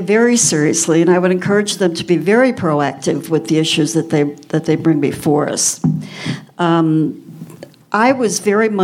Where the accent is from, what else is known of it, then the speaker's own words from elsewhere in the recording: Chicago, Illinois, United States; moved away; I was raised in Chicago